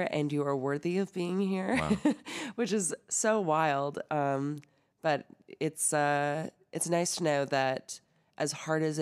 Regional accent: Canada; moved away as an adult; now in Nashville, United States; I am from Canada you, originally.

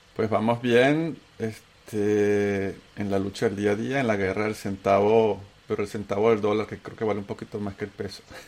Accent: Venezuela; accent: Venezuelan; moved away as an adult; also born or lived in Antioquia, Colombia / Bogotá, Colombia / Chile / United States; tengo acento venezolano, porque soy un paisa que sus papás se lo llevaron de tres años a Venezuela

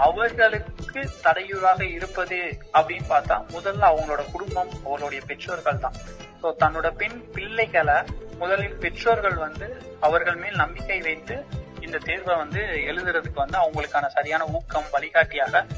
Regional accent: Madurai district, Tamil Nadu, India; now in Coimbatore, India; எனது சொந்த மாவட்டம் மதுரை

